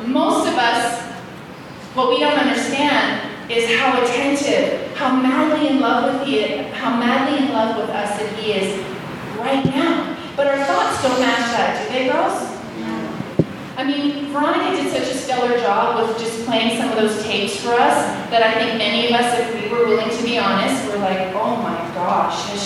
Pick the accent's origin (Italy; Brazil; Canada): Canada; I'm from Canada